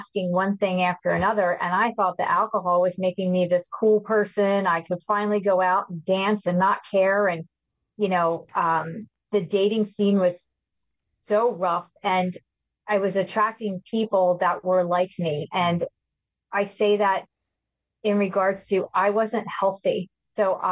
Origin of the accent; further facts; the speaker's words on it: outside of Philadelphia, Pennsylvania, United States; I've been here all my life